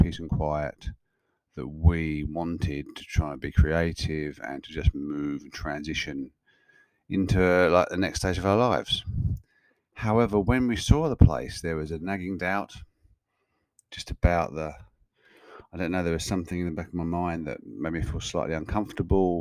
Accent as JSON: {"language": "English", "area": "Kent", "region": "South East England", "country": "United Kingdom", "tie": "born or raised there", "moved": "as an adult", "lives_now": "Australia", "said": "I'm recording this episode in a place called Birchington in Kent in England, which is about 15 kilometers from the town I grew up in England and lived in and around for the first 30 odd years of my life before moving to Australia in 2004."}